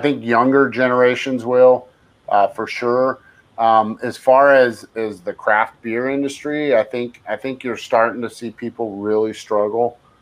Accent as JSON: {"language": "English", "area": "San Francisco Bay Area", "region": "California", "country": "United States", "tie": "born or raised there", "said": "I grew up in the Bay Area and I mm-hmm. San Francisco Bay Area"}